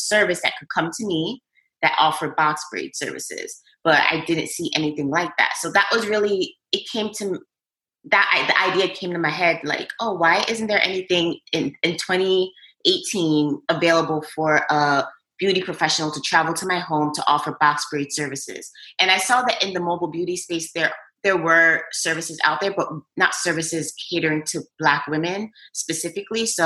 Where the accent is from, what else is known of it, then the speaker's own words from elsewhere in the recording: New York, United States; I was born and raised in New York